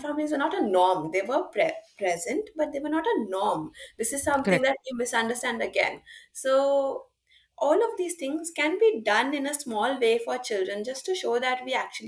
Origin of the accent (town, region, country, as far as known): India